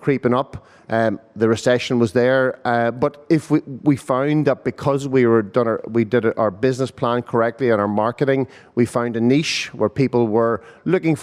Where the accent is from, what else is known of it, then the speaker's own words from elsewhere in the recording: Kesh, Northern Ireland, United Kingdom; I'm from Caish, actually, originally, yeah. We spent our early childhood there